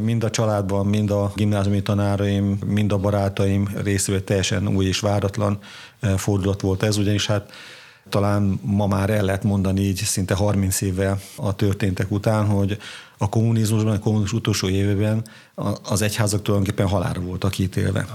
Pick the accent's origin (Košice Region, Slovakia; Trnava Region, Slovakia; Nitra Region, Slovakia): Košice Region, Slovakia; Kisgéres; also born or lived in Királyhelmec; Bodrog közé születésű vagyok, Kisgéresben nőttem föl